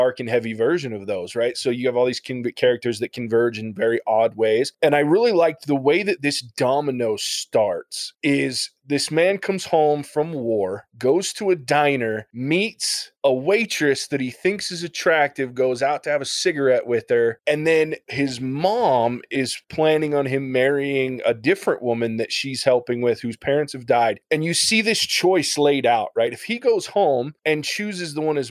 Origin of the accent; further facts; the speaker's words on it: Ohio, United States; I'm from Ohio.